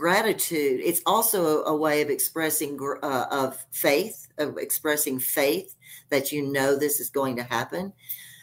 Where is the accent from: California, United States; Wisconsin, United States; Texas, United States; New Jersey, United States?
Texas, United States; now in Colorado, United States; I'm from Texas and I hated Texas